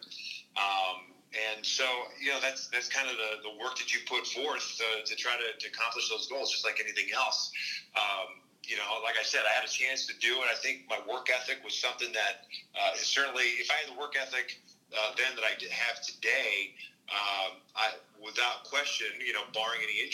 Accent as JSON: {"language": "English", "region": "Kansas", "country": "United States", "tie": "born or raised there", "moved": "yes", "said": "We grew up in Kansas"}